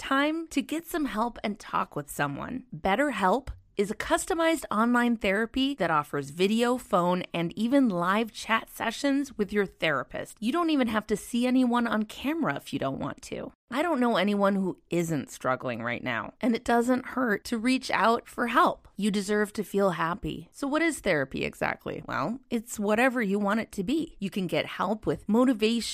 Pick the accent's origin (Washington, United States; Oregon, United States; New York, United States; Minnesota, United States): Minnesota, United States; I grew up in Minnesota